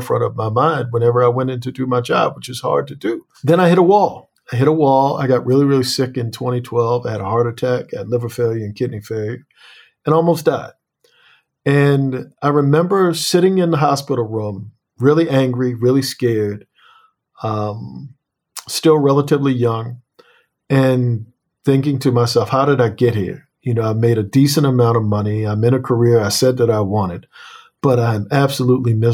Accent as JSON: {"language": "English", "town": "Annapolis", "region": "Maryland", "country": "United States", "said": "I come from Annapolis, Maryland, and Annapolis is a slave port"}